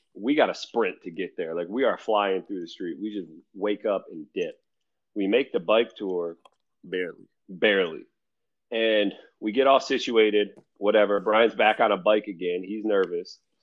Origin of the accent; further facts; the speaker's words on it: United States; I'm from the U.S.